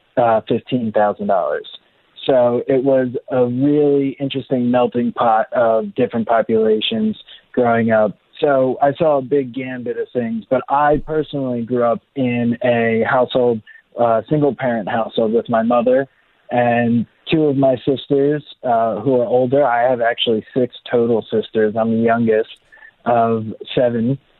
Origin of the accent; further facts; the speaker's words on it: Mays Landing, New Jersey, United States; So I grew up in Mays Landing, New Jersey, and it really is like a small town outside of Atlantic City